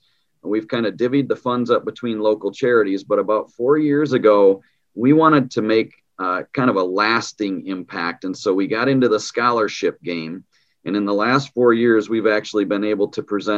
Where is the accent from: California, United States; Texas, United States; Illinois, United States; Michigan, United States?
Michigan, United States; Muskegon; I'm actually a West Michigan guy. I'm from Muskegon